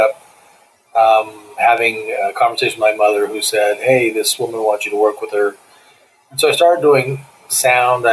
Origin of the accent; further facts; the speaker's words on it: San Diego, California, United States; I'm a native San Diegan. I was born and raised in San Diego.